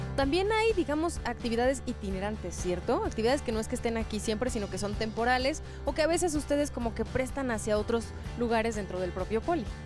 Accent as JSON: {"language": "Spanish", "country": "Mexico"}